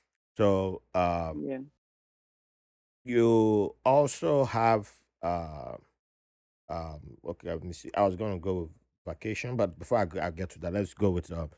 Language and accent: English; Benin City, Edo, Nigeria; I grew up in Benin City